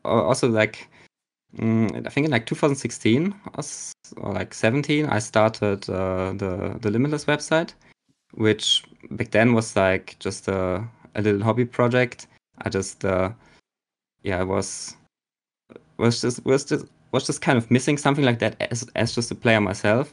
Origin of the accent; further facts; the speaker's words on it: Germany; I'm a player from Germany.